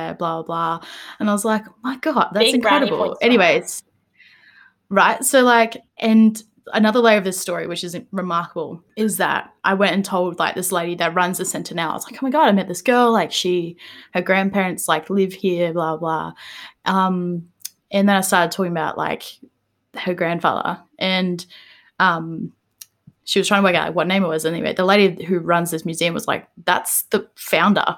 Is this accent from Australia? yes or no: yes; Queensland, Australia; I'm from Queensland